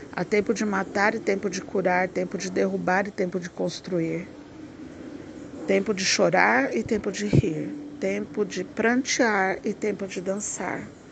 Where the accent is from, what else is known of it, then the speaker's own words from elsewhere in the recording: Brazil; eu sou caipira do interior